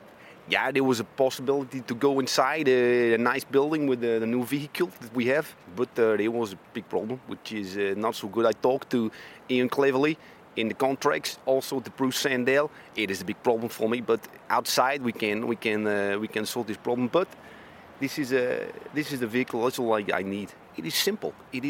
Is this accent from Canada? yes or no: no; Belgium; Yeah, I think because I am from Belgium, of course, and he's a Flandrian, it's possible that this is so.